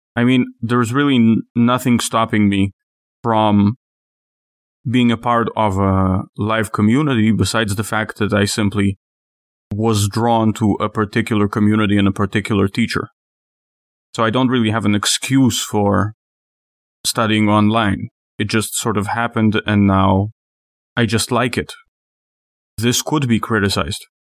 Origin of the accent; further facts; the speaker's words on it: Israel; moved away; I'm from Israel